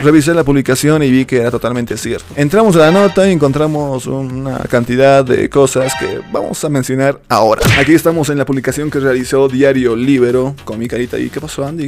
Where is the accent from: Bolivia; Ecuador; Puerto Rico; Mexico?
Bolivia; Soy el primer boliviano